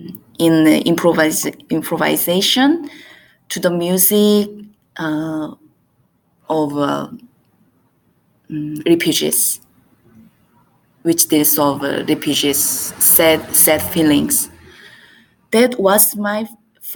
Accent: South Korea; English is a second language; also born or lived in Iran; I'm from Korea

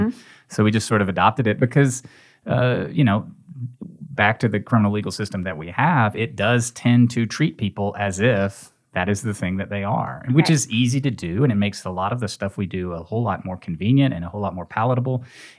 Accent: Nashville, Tennessee, United States; now in Memphis, United States; I came here from Nashville, from Middle Tennessee, to go to Rhodes College and went to law school here.

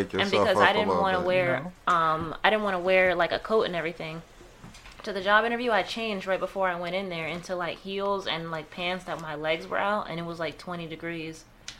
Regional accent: Florida, United States; also born or lived in Maryland; now in New York City, United States; Yeah, I'm actually from Florida.

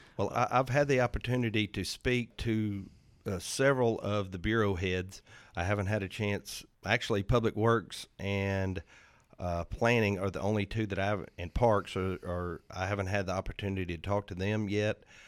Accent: Arlington, Tennessee, United States; moved away as an adult; now in Hernando, United States; I'm originally from Arlington, Tennessee

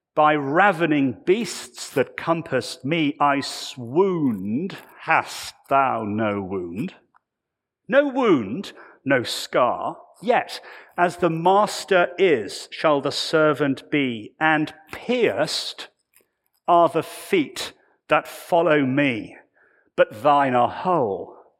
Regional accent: United Kingdom; I come from the United Kingdom

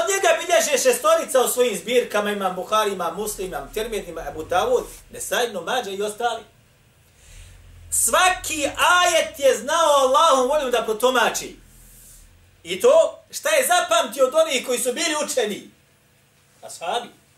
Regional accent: Bosnia & Herzegovina

